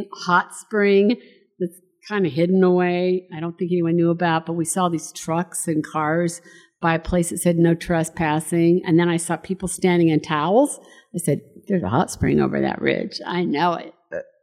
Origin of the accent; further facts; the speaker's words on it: Salt Lake City, Utah, United States; I grew up in Salt Lake. Yeah. I grew up right here in Salt Lake